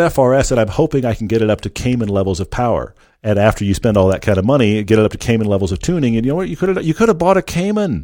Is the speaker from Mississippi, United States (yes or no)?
no; Texas, United States; also born or lived in Southern California; now in Park City, United States; I grew up in Texas